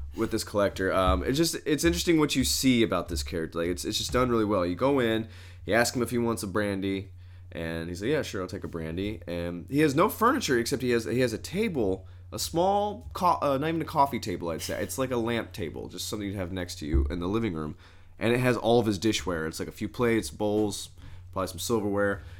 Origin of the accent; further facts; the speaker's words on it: Southern Indiana, United States; I'm actually from Southern Indiana